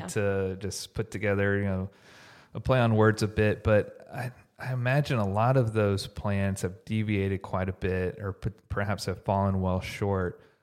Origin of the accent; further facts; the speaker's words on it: Houston, Texas, United States; now in Dallas, United States; I grew up in Houston.